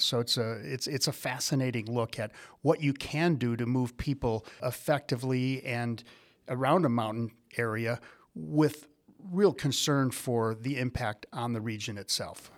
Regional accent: Wisconsin, United States; growing up in Wisconsin

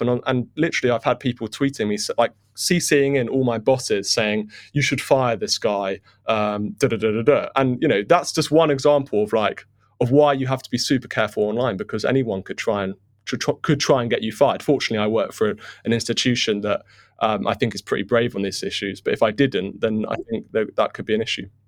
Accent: United Kingdom; as a Brit

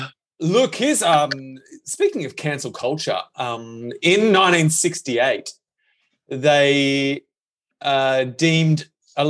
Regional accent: Birmingham, West Midlands, United Kingdom; They need to say where they're from in the accent for me to fully understand. I'm from Birmingham.

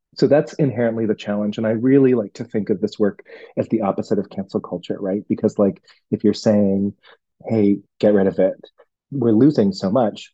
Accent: Hong Kong; moved away; I'm from Hong Kong

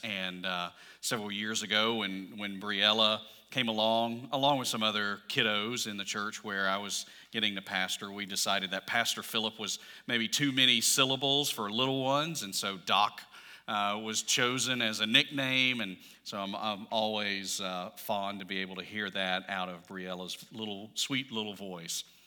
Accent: Alabama, United States; I'm from Alabama

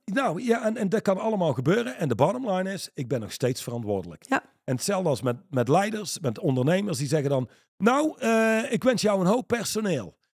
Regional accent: Reusel, North Brabant, Netherlands; iemand waar ik opgegroeid ben in Reuzel

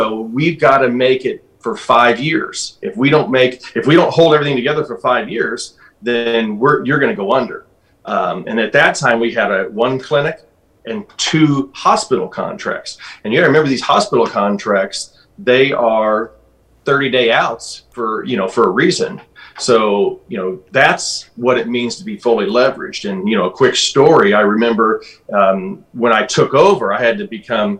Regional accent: Alton, United States; This is my hometown. The town of Alton is about 30,000 people

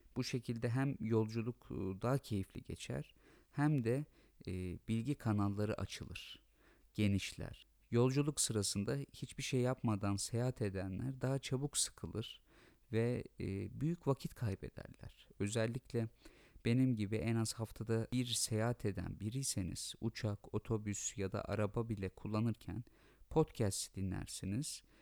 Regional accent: Turkey; ben Türk'üm ve e, Türkiye Cumhuriyeti vatandaşı olmaktan gurur duyuyorum

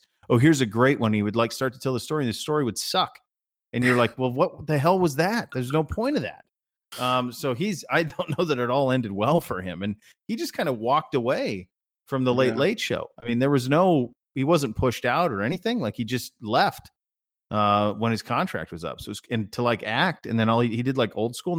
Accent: Great Falls, Montana, United States; So I grew up near Great Falls, Montana, and when the Great Falls Dodgers, which was rookie ball, but there were some good players came through.

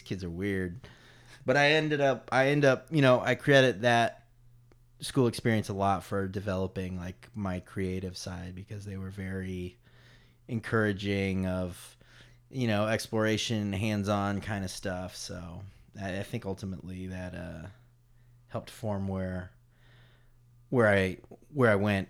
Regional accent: Durham, North Carolina, United States; moved away as an adult; also born or lived in Paris, France / Chapel Hill; when we were growing up in Durham

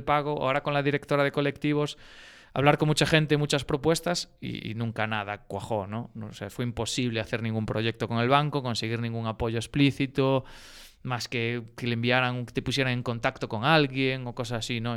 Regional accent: Galicia, Spain; moved away as an adult; also born or lived in Barcelona; now in Madrid, Spain; nosotros pues todos somos unos enamorados de Galicia

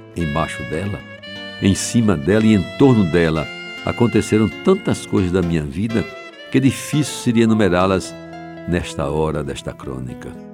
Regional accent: João Pessoa, Paraíba, Brazil; aquelas mangueiras da Rua da Concórdia, onde nasci e vivi a minha infância

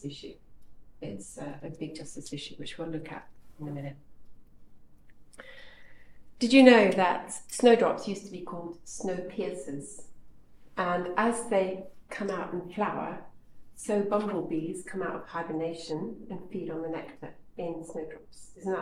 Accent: Kenya; now in United Kingdom; I grew up in Kenya

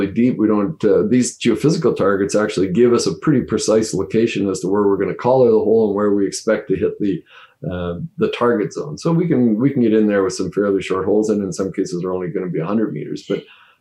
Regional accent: Northern Ontario, Canada; I'm from Northern Ontario originally

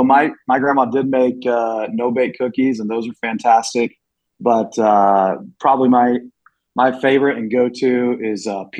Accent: Phoenix, Arizona, United States; moved away as an adult; also born or lived in Ohio; So I'm from Phoenix, Arizona originally.

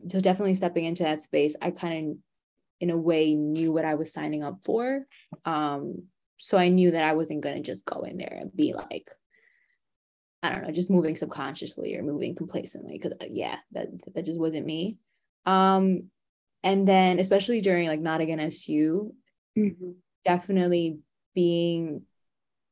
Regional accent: New York City, New York, United States; I was born and raised in New York City

